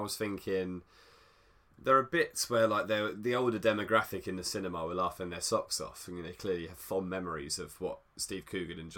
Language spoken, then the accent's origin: English; United Kingdom; we're British